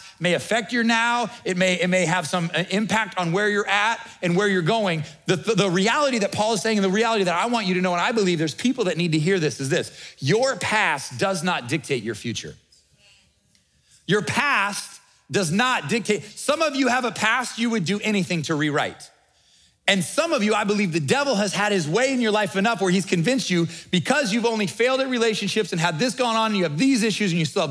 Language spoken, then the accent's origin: English; Nebraska, United States; we're from the Midwest, we're from Nebraska